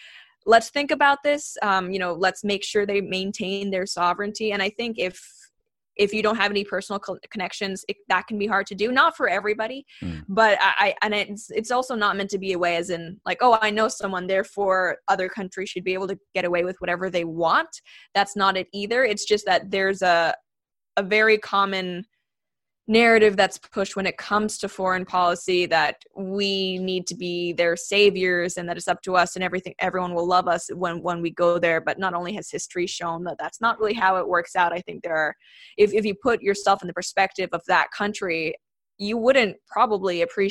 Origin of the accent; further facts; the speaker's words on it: Hong Kong; moved away as an adult; also born or lived in Canada / United Kingdom / Shanghai / Singapore; now in United States; I was born in Canada, but grew up in Hong Kong. I've lived in the UK, Shanghai, and Singapore, and then came to the US for university.